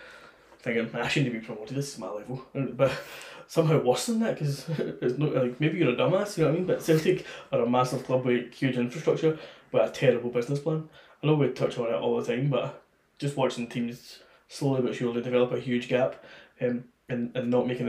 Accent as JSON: {"language": "English", "country": "Czechia", "second_language": "English", "said": "Czech Republic."}